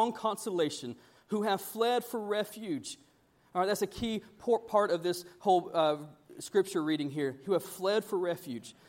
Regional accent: Panama City, Florida, United States; moved away; I come from Panama City. We do a lot of offshore fishing

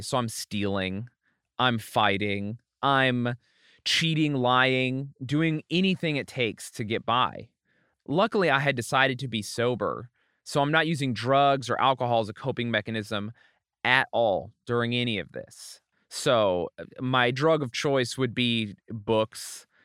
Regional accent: Utah, United States; also born or lived in Springfield, Oregon / California; I was born in Springfield, Oregon. I was raised partially in California and then mostly in Utah, in this tiny town in the middle of nowhere, Utah

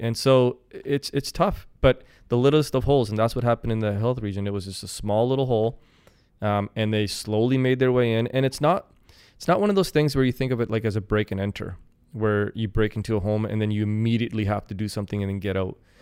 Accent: Kelowna, British Columbia, Canada; also born or lived in Saskatoon, Saskatchewan; I'm born and raised in Kelowna

